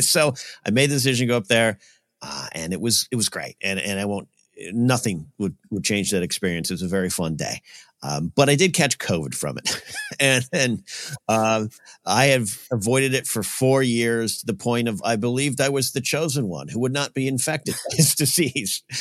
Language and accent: English; Arroyo Grande, California, United States; moved away; my hometown area of Rio Grande, Pismo Beach